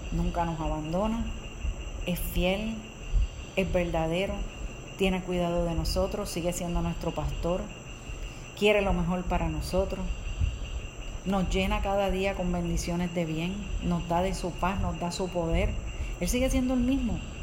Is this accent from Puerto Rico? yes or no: yes; Puerto Rico; nosotros somos de Puerto Rico y en el 2017 nosotros pasamos por el huracán María.